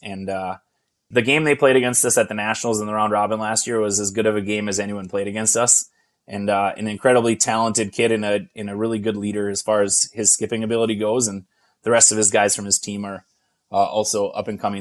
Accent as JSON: {"language": "English", "town": "Hibbing", "region": "Minnesota", "country": "United States", "tie": "born or raised there", "also_born_or_lived": "Chisholm, Minnesota", "said": "I grew up in the Hibbing and Chisholm in the Chisholm Curling Club and in the Hibbing Curling Club"}